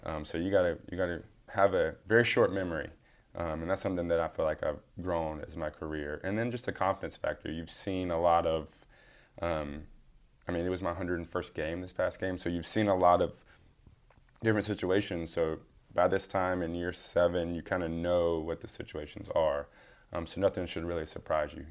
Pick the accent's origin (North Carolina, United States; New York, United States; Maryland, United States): North Carolina, United States; Charlotte; Growing up in the Charlotte area